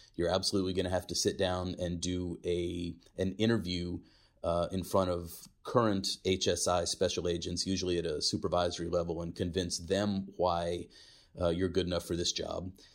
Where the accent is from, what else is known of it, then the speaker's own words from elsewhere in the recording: San Antonio, Texas, United States; also born or lived in Isleta, Texas; I'm from San Antonio